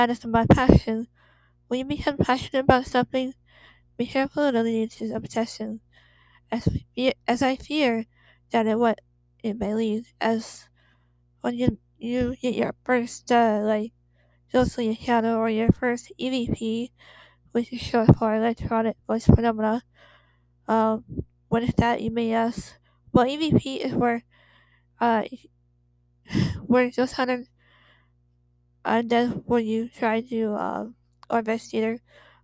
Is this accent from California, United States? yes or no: yes; Torrance, California, United States; I was born and raised in Torrance, California